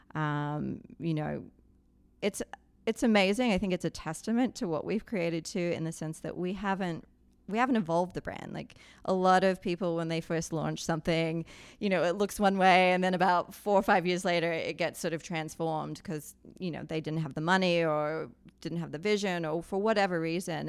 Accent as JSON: {"language": "English", "country": "Australia", "moved": "yes", "lives_now": "Colorado, United States", "said": "I'm an Aussie expat living in Colorado."}